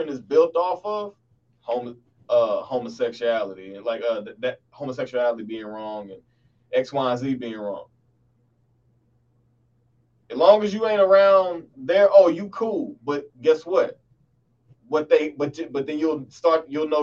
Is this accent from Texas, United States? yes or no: yes; Dallas, Texas, United States; my old church that I grew up in the Dallas area